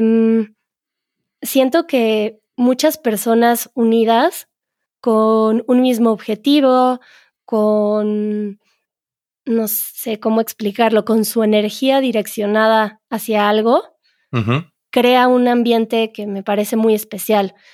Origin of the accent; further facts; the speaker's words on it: Mexico; solo sabemos cuando somos mexicanos